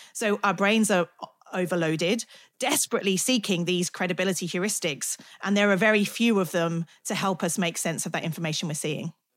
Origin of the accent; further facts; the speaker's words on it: United Kingdom; I'm British